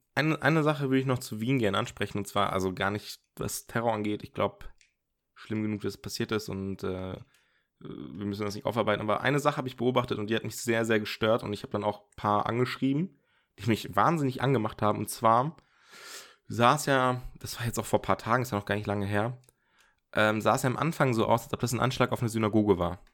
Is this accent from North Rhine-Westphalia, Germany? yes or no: no; Osnabrück, Lower Saxony, Germany; now in Dortmund, Germany; ich komme ja ursprünglich aus Osnabrück oder war da auch sehr lange im Jugendzentrum